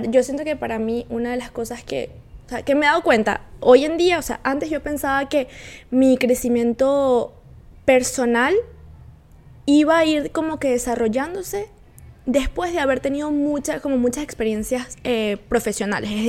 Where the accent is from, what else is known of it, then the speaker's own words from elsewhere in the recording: Valencia, Carabobo, Venezuela; moved away as an adult; now in Quebec, Canada; yo también soy valenciana